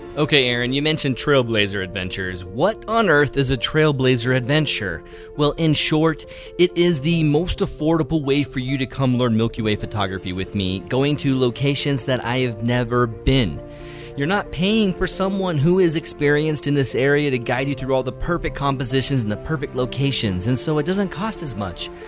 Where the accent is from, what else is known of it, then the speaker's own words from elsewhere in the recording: United States; I'm an American